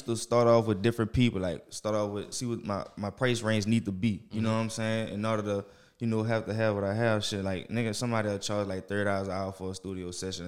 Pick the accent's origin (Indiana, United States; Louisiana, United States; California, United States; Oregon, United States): Louisiana, United States; New Orleans; I'm from there. From the 7 Wall